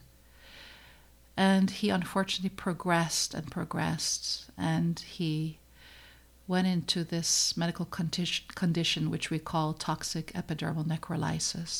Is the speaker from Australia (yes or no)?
no; Netherlands; moved away as an adult; now in United States; I came to the United States from the Netherlands. I was born and raised in the Netherlands.